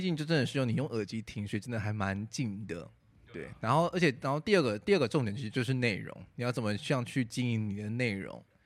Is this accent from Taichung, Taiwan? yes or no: yes; Taichung, Taiwan; moved away; 我回台中， 因为我是台中人